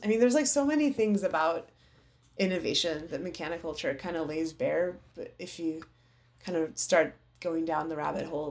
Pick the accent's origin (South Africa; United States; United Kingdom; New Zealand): United States; also born or lived in Iran (parents' origin); my parents are from Iran. They came over here after the revolution